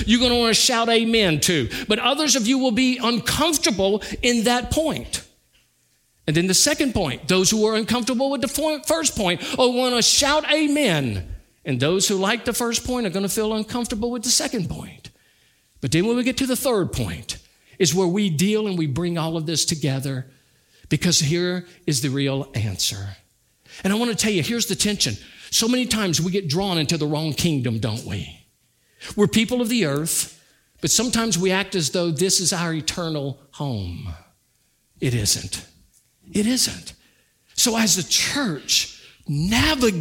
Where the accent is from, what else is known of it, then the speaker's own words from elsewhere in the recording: United States; having been born in America